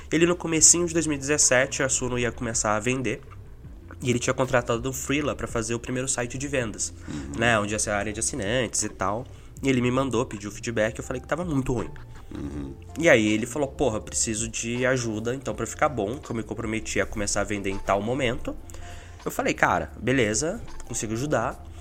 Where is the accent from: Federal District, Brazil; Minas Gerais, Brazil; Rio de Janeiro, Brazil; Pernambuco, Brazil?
Minas Gerais, Brazil; now in São Paulo, Brazil; Eu saí de Minas, vim pra São Paulo, morei na casa do Thiago uns seis meses